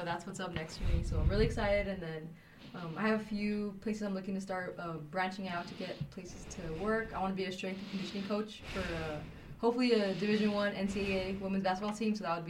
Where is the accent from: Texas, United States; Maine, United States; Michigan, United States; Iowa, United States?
Texas, United States; El Paso; moved away as an adult; now in Alpine, United States; I'm from El Paso, so it's not too far, but it's good because it's close to home, so it's like a... It's a nice little homey town. Community is really good. Very homey.